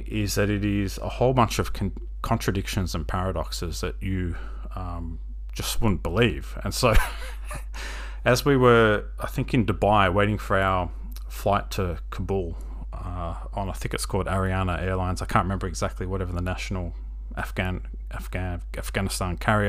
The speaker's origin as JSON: {"language": "English", "country": "Australia", "said": "you have to meet up with an armed convoy when you're visiting as an Australian official"}